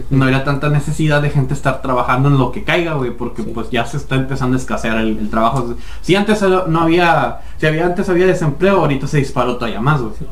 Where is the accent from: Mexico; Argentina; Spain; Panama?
Mexico; está el, el, pinche, la variable, somos mexicanos.